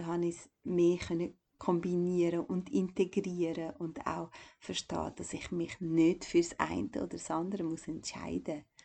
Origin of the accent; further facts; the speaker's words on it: Kosovo; now in Switzerland; ich bin eigentlich von Kosovo in die Schweiz gekommen und das war wie so abrupt.